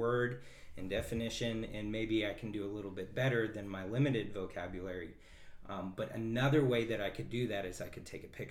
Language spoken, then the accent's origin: English; Kenai, Alaska, United States; I'm from Kenai